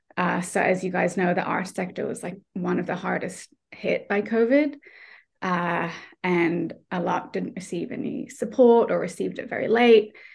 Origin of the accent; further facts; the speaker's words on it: Australia; moved away as an adult; now in Ireland; I'm not Irish. I'm Australian. I'm just living here.